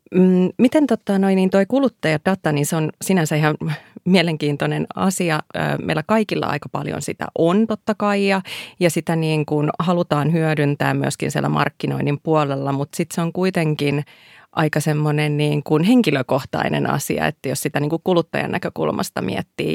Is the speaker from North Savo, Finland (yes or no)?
yes; Iisalmi, North Savo, Finland; mä oon Iisalmasta kotoisin